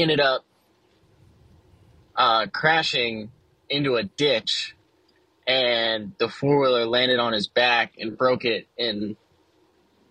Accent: Florida, United States; I'm from Florida, greatest state in the U.S.

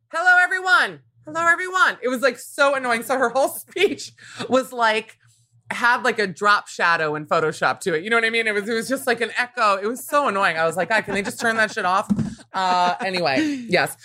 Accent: Miami, Florida, United States; growing up in Miami, which was already a very diverse place

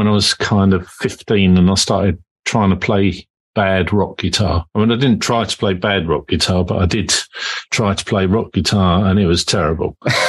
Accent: Kingston upon Thames, London, United Kingdom; also born or lived in New Malden; I was born and raised in Kingston most of my life.

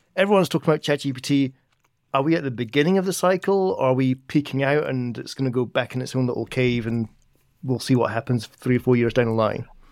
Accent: Edinburgh, Scotland, United Kingdom; moved away; back in my hometown of Edinburgh

